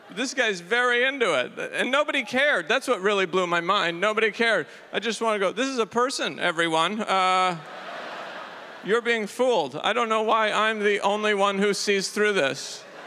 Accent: Idaho, United States; now in New York City, United States; I'm from Idaho

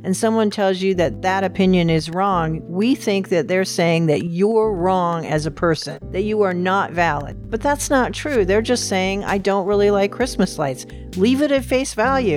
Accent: Seattle, Washington, United States; moved away as an adult; also born or lived in Glendale, California / Concord, California; now in Oregon, United States; when I was five, I moved to Seattle, where I was raised all the way through college

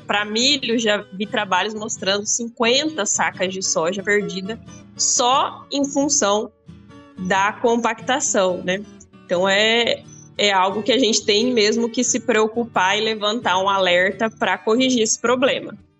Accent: Paraná, Brazil; now in Rio Verde, Brazil; Eu sou do Paraná, né? Eu moro em Rio Verde, mas eu sou do Paraná.

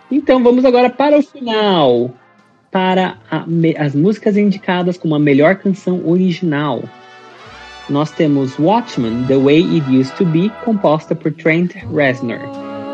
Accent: Brazil; a gente como brasileiro

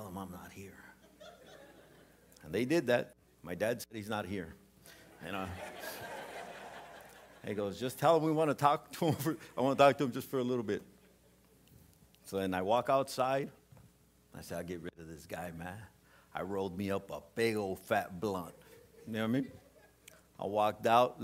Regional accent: Southern California, United States; I was from Southern California

